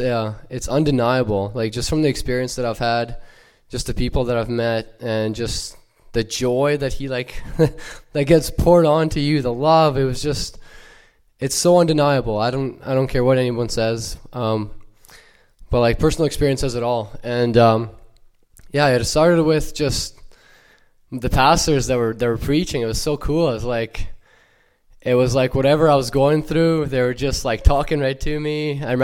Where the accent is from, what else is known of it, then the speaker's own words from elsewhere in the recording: Ukraine; now in Canada; And I was born in Ukraine, born and raised. And my family moved here about 17 years ago, so no longer have the accent.